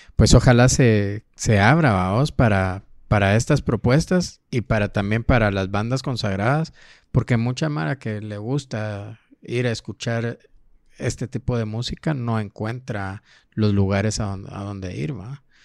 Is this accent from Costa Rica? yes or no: no; Petén, Guatemala; now in Guatemala City, Guatemala; yo vengo de Petén